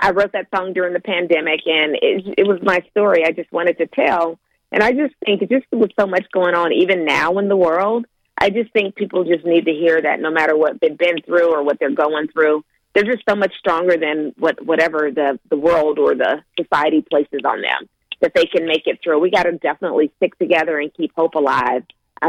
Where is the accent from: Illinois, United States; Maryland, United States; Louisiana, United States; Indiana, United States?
Louisiana, United States; moved away; originally I'm from Louisiana